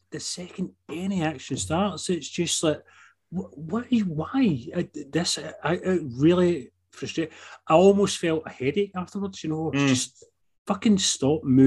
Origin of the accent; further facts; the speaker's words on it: United Kingdom; we're not American